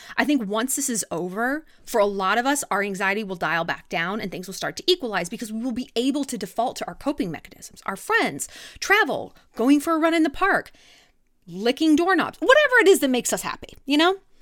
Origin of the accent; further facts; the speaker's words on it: California, United States; moved away; also born or lived in New York; growing up in California